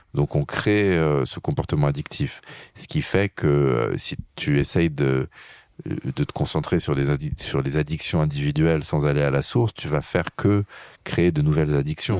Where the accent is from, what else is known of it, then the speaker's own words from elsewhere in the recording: France; je suis un Français